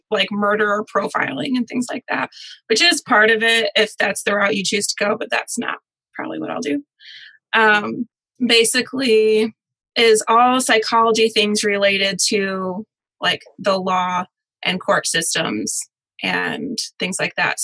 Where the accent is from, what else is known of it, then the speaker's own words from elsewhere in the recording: Michigan, United States; now in Nashville, United States; I'm originally from Michigan, which is why I don't have a Southern accent.